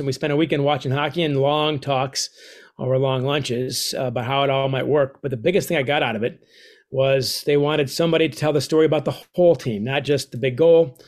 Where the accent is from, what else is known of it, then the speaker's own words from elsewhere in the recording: United States; my mom is Canadian, I'm a dual citizen